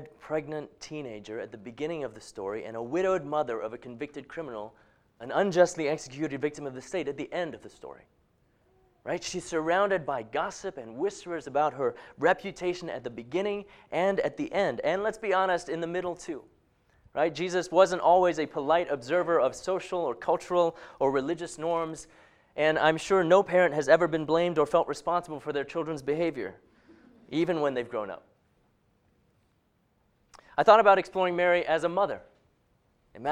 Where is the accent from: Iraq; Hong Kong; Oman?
Hong Kong; moved away; that's not one I grew up with in Hong Kong